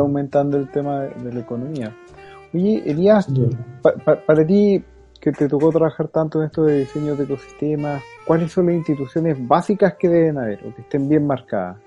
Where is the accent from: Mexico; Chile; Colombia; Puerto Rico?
Chile; Chuquicamate, Antofagasta; yo era de Chucky